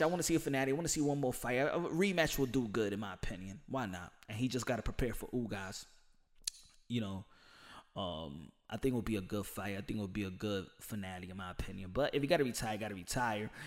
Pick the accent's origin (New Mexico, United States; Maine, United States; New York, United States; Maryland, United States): New York, United States; New York City; I'm from New York City. New York City, we never sleep.